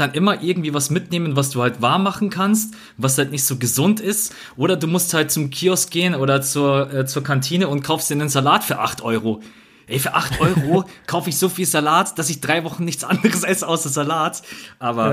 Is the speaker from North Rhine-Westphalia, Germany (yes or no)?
no; Bavaria, Germany; ich komme jetzt auch aus Bayern